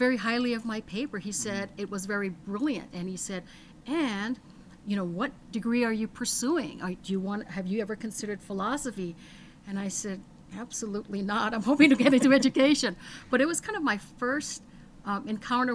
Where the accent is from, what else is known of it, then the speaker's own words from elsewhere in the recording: Hawaii, United States; I was one of five children growing up in Hawaii.